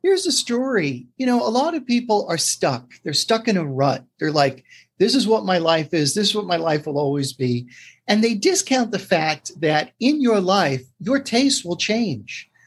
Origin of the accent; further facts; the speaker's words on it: New York City, New York, United States; also born or lived in Brooklyn; growing up in the 70s in New York City. I was born in Brooklyn, raised in Queens